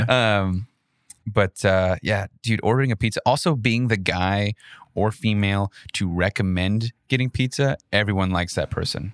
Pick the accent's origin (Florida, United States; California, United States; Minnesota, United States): Minnesota, United States; moved away; I grew up in Minnesota